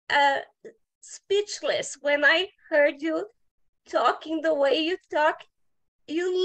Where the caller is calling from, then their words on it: Curitiba, Paraná, Brazil; I'm zooming from Brazil, from South Brazil, from a city called Curitiba.